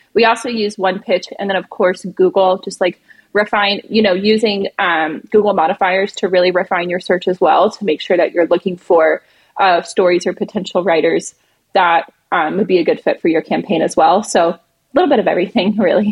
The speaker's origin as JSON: {"language": "English", "region": "the American South", "country": "United States", "moved": "yes", "lives_now": "New York City, United States", "said": "I'm from the American South where we kind of have southern hospitality"}